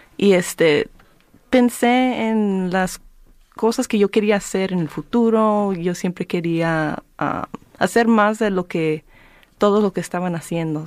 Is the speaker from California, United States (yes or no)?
yes; Careje, California, United States; now in Southeast Los Angeles, United States; yo nací en, bueno, en, esa área, pero me crecí en Careje.